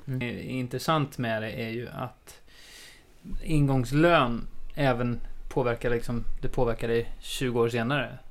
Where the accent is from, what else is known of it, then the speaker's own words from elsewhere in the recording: Sweden; also born or lived in Australia; jag är klassisk svensk